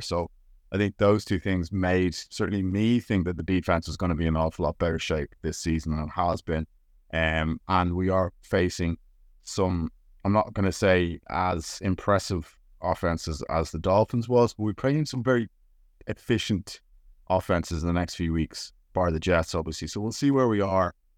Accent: Ireland; I am Irish

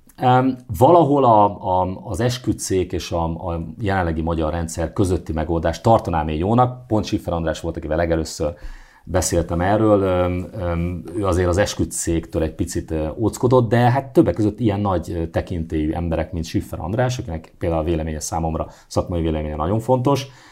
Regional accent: Szeged, Csongrád-Csanád, Hungary; a kis szobámban, a Szegedi lakótelepen

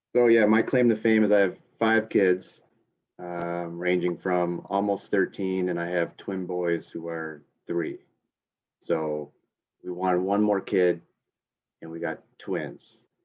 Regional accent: a couple hours north of Grand Rapids, on Lake Michigan, United States; Grew up a couple hours north, right on Lake Michigan

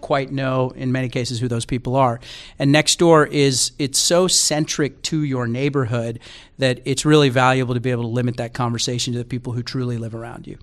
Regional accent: Texas, United States; moved away as an adult; also born or lived in New York City; now in Bay Area, United States; I grew up in Texas

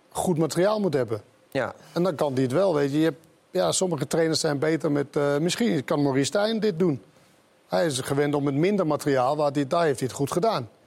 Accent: Sweden; Ik kom uit Zweden.

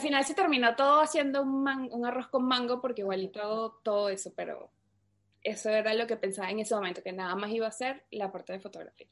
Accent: Caracas, Capital District, Venezuela; moved away as an adult; also born or lived in New York; yo soy de Caracas, Venezuela. Eh, bueno, viví en Venezuela casi toda mi, toda mi infancia

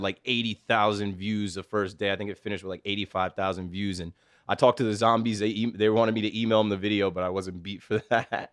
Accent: Asbury Park, New Jersey, United States; now in Jersey City, United States; I'm from Asbury Park, and I live in Jersey City

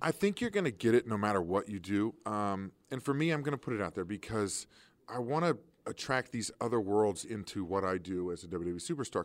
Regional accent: Kansas City, Missouri, United States; I grew up in Kansas City

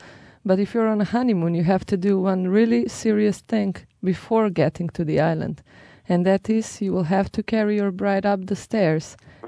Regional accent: Bled, Upper Carniola, Slovenia; I'm from Bled.

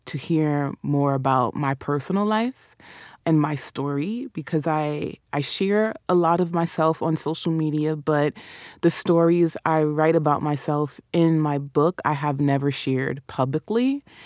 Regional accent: New York, United States; accent: New York; Caribbean; also born or lived in Caribbean; my New York accent

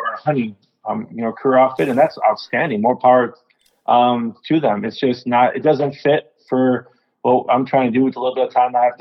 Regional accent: Michigan, United States; We're from Michigan.

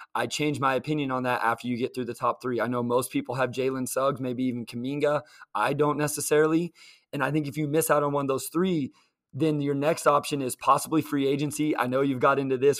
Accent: Kansas, United States; I grew up in Kansas

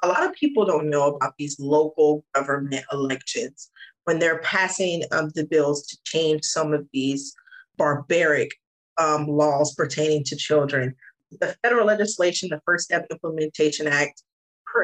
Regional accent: the South, United States; I'm from the South

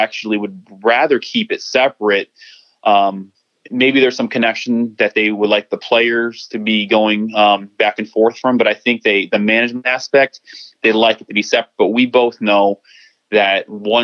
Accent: Chicago, Illinois, United States; My hometown, Chicago

